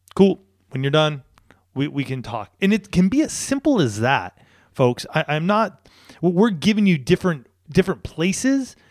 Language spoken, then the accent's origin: English; San Diego, California, United States; I grew up here in Southern California